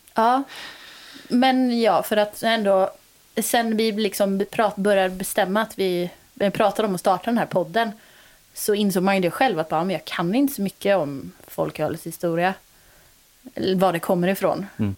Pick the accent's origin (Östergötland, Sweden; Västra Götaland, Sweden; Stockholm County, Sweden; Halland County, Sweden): Västra Götaland, Sweden; Götene; now in Gothenburg, Sweden; Jag har varit eh, hemma nu på semestern i eh, Götene, där jag kommer ifrån